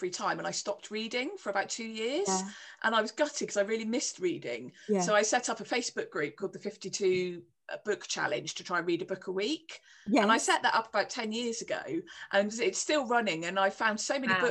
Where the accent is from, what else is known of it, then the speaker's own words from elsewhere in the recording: Cornwall, South West England, United Kingdom; I'm Cornish